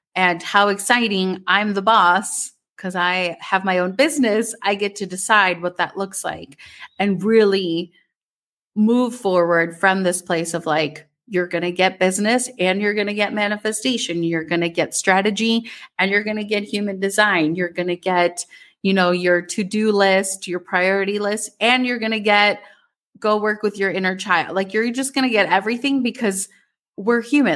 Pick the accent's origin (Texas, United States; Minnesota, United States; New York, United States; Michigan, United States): Minnesota, United States; growing up in Minnesota